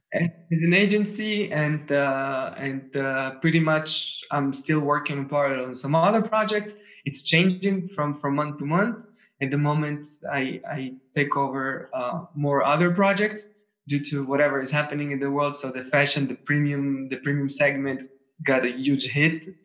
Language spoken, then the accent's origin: English; Tel Aviv, Tel Aviv District, Israel; first language Russian, Hebrew; English is a second language; moved away as an adult; also born or lived in Switzerland; now in Vienna, Austria; I was born in Tel Aviv. I was wow. born up and raised over there.